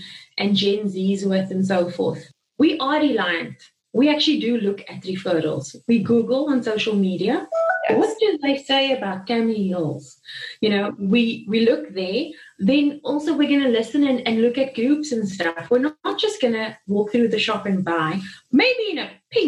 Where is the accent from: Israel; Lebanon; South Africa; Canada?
South Africa; because I'm South African.